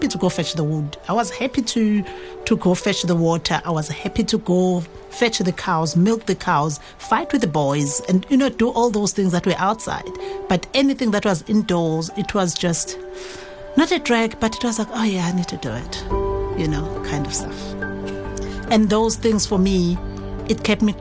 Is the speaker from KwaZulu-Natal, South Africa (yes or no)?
yes; KwaZulu-Natal, South Africa; moved away; I'm from KwaZulu-Natal, from a rural village, grew up under my grandmother's guidance